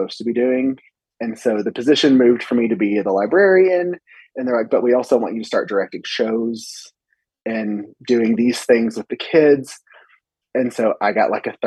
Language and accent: English; Sundown, Texas, United States; also born or lived in Abilene, Texas; I grew up in Sundown where I teach